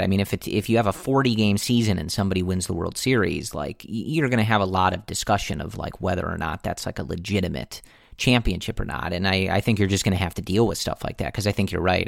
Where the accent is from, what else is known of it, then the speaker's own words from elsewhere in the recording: Buffalo Grove, Illinois, United States; we're both originally from Buffalo Grove